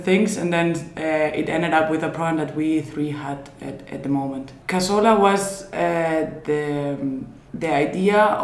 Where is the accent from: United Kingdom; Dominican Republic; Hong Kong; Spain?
Spain; moved away as an adult; also born or lived in Switzerland; now in Zurich, Switzerland; Claudia and I moved to Switzerland. We are both from Spain